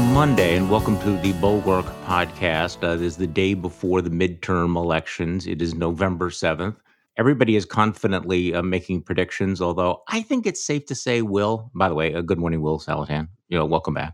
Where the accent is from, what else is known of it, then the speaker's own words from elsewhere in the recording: Wisconsin, United States; Here in my home state of Wisconsin